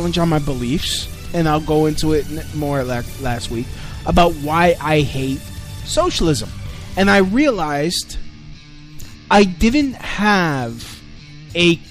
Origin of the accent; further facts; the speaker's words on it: New York City, New York, United States; I grew up in Brooklyn during the 90s